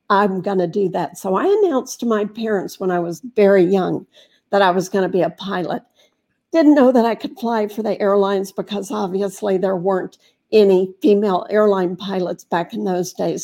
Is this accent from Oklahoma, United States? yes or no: no; Fort Myers, Florida, United States; I was raised in Fort Myers